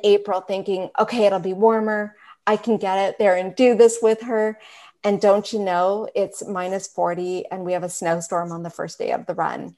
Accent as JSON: {"language": "English", "town": "Richmond Hill", "region": "Ontario", "country": "Canada", "tie": "born or raised there", "also_born_or_lived": "Calgary", "said": "I was raised in Richmond Hill, so over on this side of Canada"}